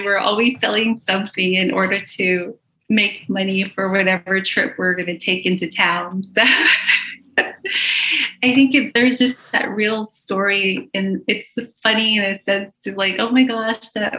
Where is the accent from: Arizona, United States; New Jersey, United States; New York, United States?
Arizona, United States; now in Kansas City, United States; I'm from the Navajo reservation from Arizona.